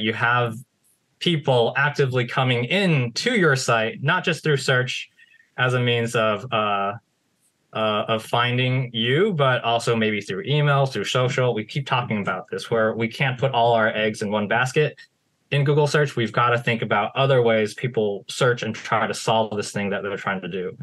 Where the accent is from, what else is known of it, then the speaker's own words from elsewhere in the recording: United States; I was born in the United States